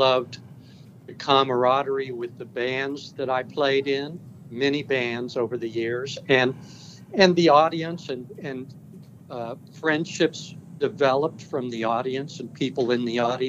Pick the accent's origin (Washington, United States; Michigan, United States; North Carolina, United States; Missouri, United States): Missouri, United States; Kansas City; a place where I was born in Kansas City, Missouri, and in the States.